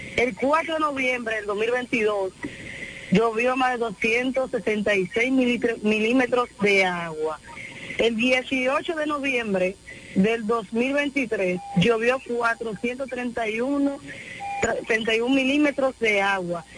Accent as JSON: {"language": "Spanish", "region": "La Romana", "country": "Dominican Republic", "said": "a mi pueblo de la romana"}